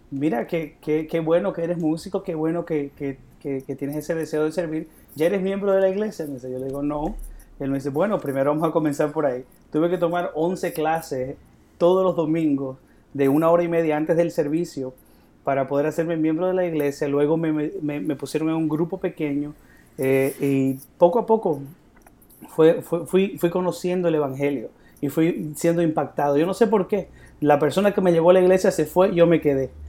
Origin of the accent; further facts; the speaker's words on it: Bolivia; yo soy de Bolivia.